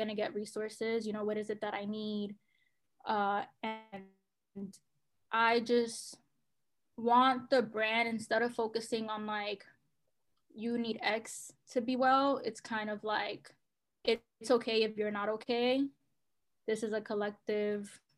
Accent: New York City, New York, United States; I grew up in New York City, have lived in the Bronx for, you know, most of my life, if not Harlem

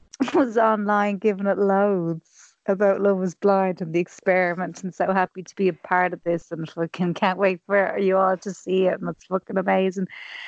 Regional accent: Ireland; we're Irish women

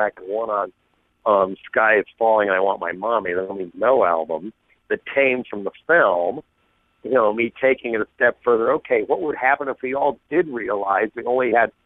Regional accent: Boulder, Colorado, United States; I grew up in Boulder, Colorado

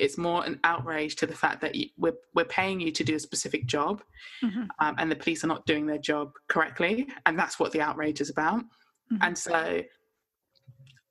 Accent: London, United Kingdom; only been in London all my life, as in lived and grown up in London.

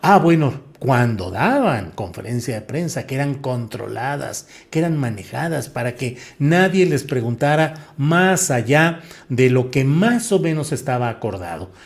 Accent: Torreón, Coahuila, Mexico; moved away; also born or lived in San Luis Potosí; yo nací en Torreón, Coahuila, pero hice mucha ah, vida estudiantil, política y periodística en San Luis Potosí

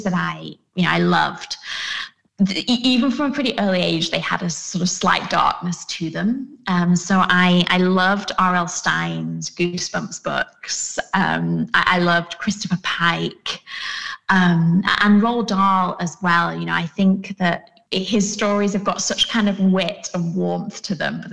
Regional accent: United Kingdom; I grew up in the Peak District, which is in the north of England

